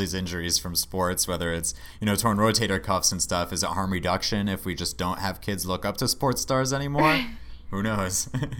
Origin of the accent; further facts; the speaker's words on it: Boston, Massachusetts, United States; So this first story for this week is coming in from my home state